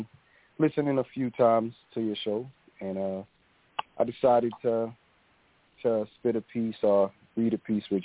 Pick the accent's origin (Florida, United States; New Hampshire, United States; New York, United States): New York, United States; New York City; I'm from New York